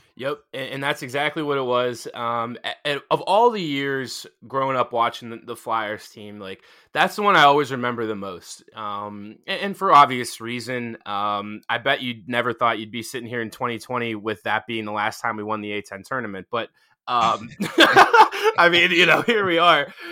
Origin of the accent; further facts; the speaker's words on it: Pittsburgh, Pennsylvania, United States; I grew up in Pittsburgh